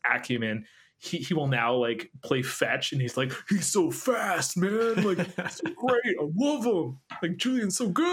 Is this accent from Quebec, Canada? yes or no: yes; Quebec, Canada; I was born in Quebec.